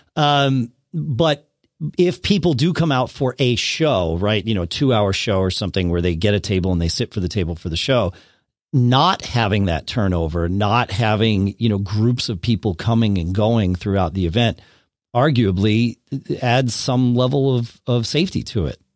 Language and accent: English; Connecticut, United States; moved away as an adult; also born or lived in Austin, Texas; I grew up in Connecticut, then we moved down to Austin, then we moved back to Connecticut